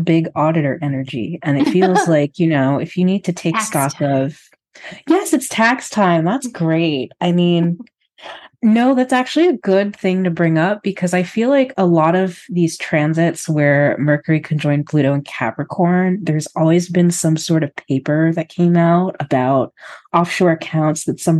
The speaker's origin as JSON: {"language": "English", "country": "United States", "moved": "yes", "lives_now": "Canada", "said": "an American living in Canada"}